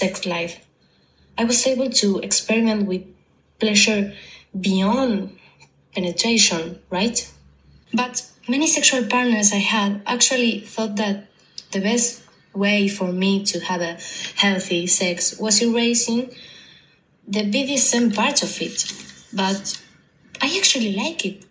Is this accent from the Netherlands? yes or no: no; Argentina; English is a second language; I'm also from Argentina